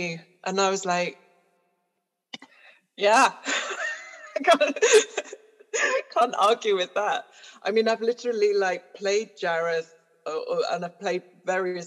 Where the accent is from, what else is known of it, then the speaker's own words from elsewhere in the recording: Newcastle-under-Lyme, West Midlands, United Kingdom; we lived in a council estate in Stoke-on-Trent, well, Newcastle-under-Lyme, which is basically Stoke-on-Trent, so the potteries basically